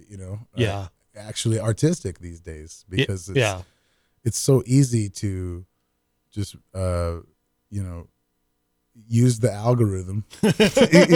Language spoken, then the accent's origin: English; San Francisco, California, United States; moved away as an adult; also born or lived in Oakland, California; now in Manchester, United States; grew up in San Francisco